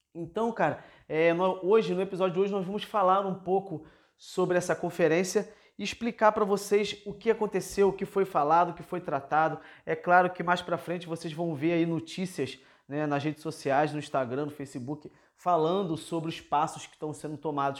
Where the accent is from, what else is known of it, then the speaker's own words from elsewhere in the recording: Rio de Janeiro, Brazil; Eu que sou da cidade grande, por exemplo, sou aqui da cidade do Rio de Janeiro